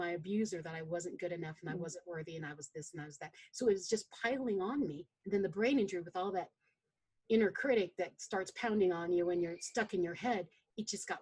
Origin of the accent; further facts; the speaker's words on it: Philippines; I'm a Filipina. We like rice.